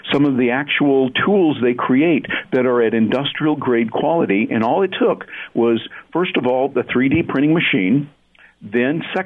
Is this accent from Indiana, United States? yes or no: no; Michigan, United States; I grew up in Michigan with the auto industry and all